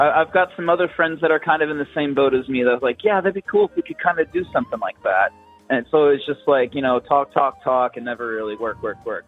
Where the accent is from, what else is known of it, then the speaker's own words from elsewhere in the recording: Atlanta, Georgia, United States; I'm from from Atlanta